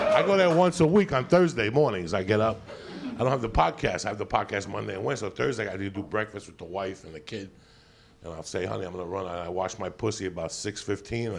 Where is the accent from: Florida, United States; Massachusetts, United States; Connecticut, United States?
Connecticut, United States; now in California, United States; I'm from Connecticut.